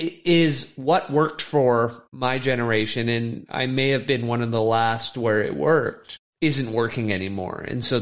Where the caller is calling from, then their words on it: Vancouver, British Columbia, Canada; And I'm speaking from Canada, Vancouver